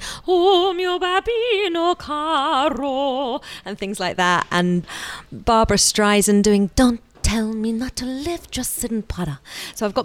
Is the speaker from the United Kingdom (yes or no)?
yes; Aldbury, East of England, United Kingdom; also born or lived in Edgware; when I was about 3 or 4, my parents moved out to a little village in Hertfordshire called Aldbury